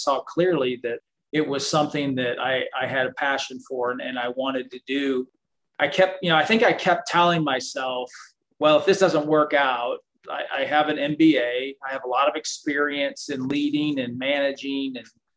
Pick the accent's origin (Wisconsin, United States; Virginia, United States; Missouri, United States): Missouri, United States; St. Louis; I'm from St. Louis